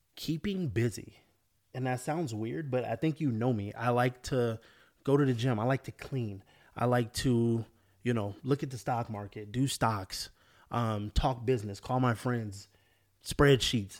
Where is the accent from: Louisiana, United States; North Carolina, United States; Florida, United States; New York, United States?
Florida, United States; moved away; also born or lived in California; I grew up in Florida, moved to California